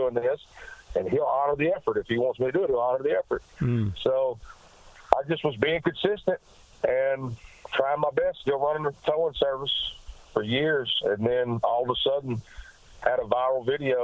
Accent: Blytheville, Arkansas, United States; also born or lived in Memphis, Tennessee; now in Nashville, United States; I was born in Memphis, Tennessee, but I was raised across the bridge in Arkansas, a town called Blytheville, Arkansas

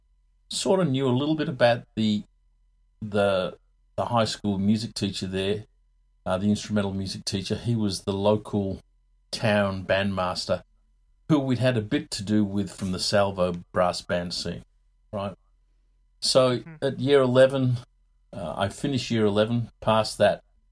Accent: England, United Kingdom; born there; moved away; I was born in England a long time ago. My folks moved out here in 64.

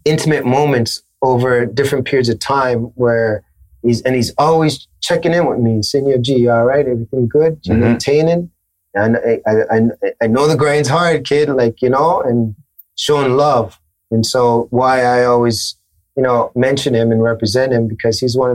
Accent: Toronto, Ontario, Canada; This is Toronto. Like, it was all about representing where I was from.

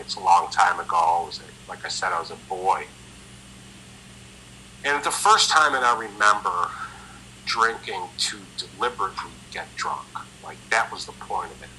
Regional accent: Rochester, New York, United States; moved away; I was born in Rochester, New York, which is on Lake Ontario, about 350 miles northwest of where I'm sitting right now

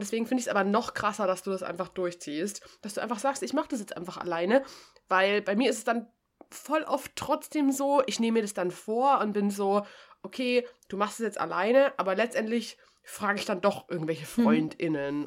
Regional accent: Bavaria, Germany; für mich als Bayerin

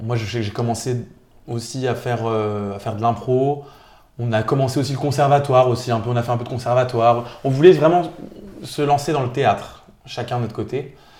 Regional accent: Nancy, Grand Est, France; je suis de Nancy. Je suis né euh, à Nancy.

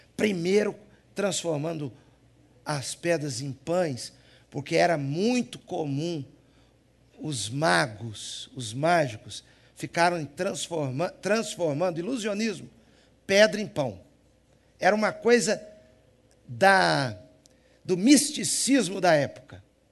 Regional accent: Minas Gerais, Brazil; accent: Mineiro; Eu tenho sotaque de quê? Mineiro

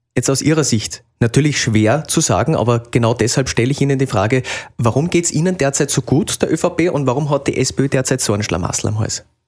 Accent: Salzburg, Austria; sage ich als Salzburger

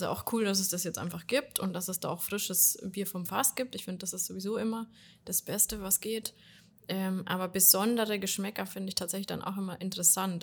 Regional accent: Ingolstadt, Bavaria, Germany; wenn man hier aufgewachsen ist in Ingolstadt

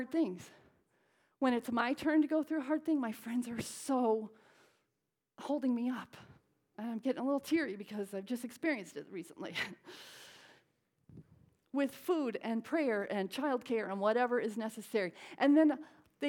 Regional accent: Connecticut, United States; now in Southern California, United States; I'm from Connecticut. He does stop in my home in Connecticut and see my parents now and then

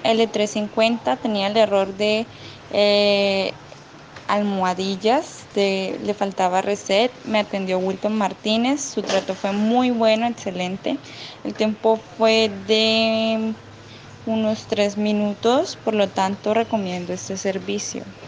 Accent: Arauca, Colombia; soy de País Colombia, Arauca

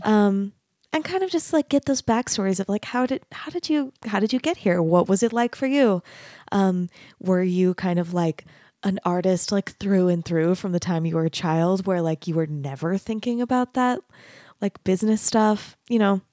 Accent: Arizona, United States; moved away as an adult; also born or lived in Texas; I grew up in Arizona, and then I, I went to college in Texas

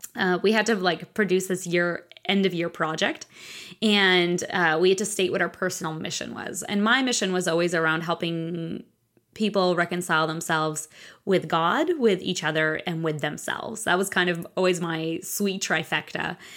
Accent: Moscow, Russia; moved away; I grew up in Russia, in Moscow

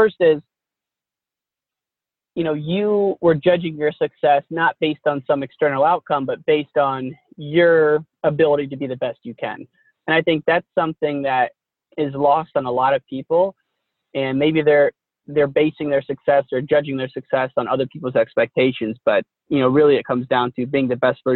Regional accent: United States; growing up in the Quad City area where we did

